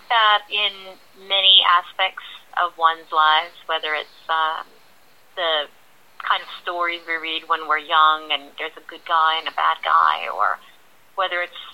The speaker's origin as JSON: {"language": "English", "town": "New York City", "region": "New York", "country": "United States", "tie": "born or raised there", "said": "I am born and raised in New York"}